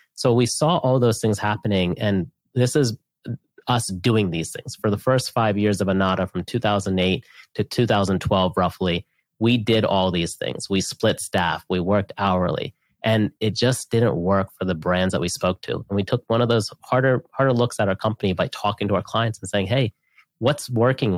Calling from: Austin, Texas, United States; I'm calling in from Austin, Texas

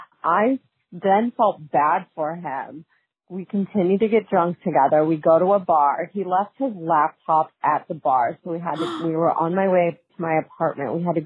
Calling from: Chicago, Illinois, United States; I'm calling in from Chicago.

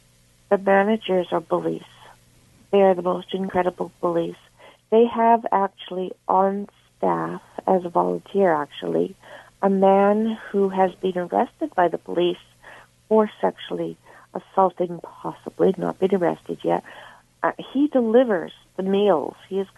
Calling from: Winnipeg, Manitoba, Canada

